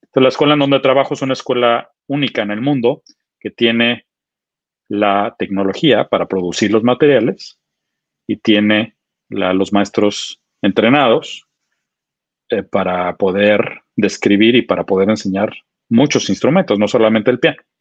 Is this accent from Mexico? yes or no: yes; Mexico City, Mexico; moved away as an adult; also born or lived in United States; durante mis primeros 25 años, yo, nací en la Ciudad de México